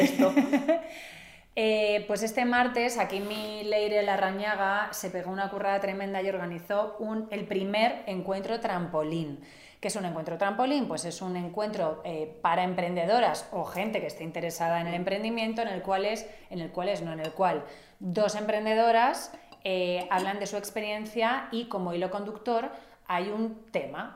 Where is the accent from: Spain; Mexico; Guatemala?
Spain; Catalonia; yo soy catalana, es otra cuestión, no soy vasca